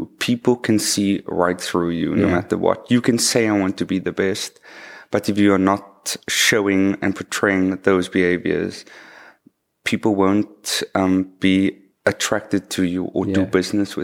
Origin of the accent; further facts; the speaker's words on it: Cape Town, Western Cape, South Africa; also born or lived in Hermanus; I was actually born in the southern suburbs. I went to school there as well.